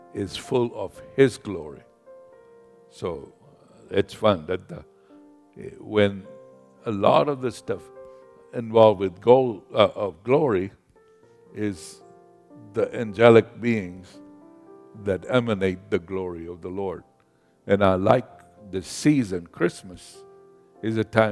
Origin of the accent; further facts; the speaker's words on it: Kenya; moved away; I grew up in Kenya, in Africa.